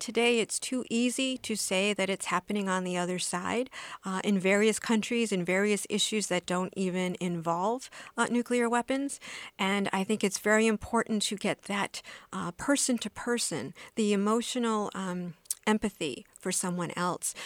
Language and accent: English; United States; I was born in the States